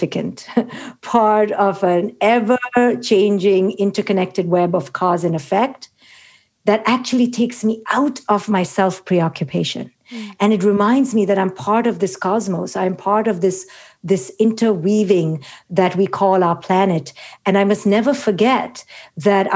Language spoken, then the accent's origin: English; India; moved away; It began in India, where the patriarchy, as many people may already know, is quite oppressive. It's quite toxic, especially when I was growing up in the 70s.